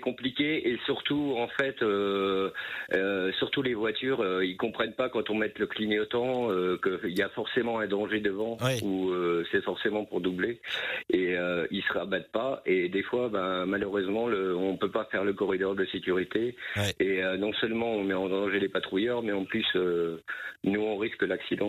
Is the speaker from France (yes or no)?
yes; Vierzon, Centre-Val de Loire, France; moved away as an adult; also born or lived in Brittany; now in Vitré, France; je suis en fait originaire de Vierzon. je suis né à Vierzon, donc je suis originaire de Vierzon.